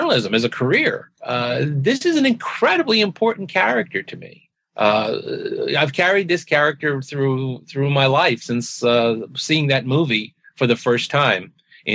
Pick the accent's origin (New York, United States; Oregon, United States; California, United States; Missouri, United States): New York, United States; I grew up in New York in the early 60s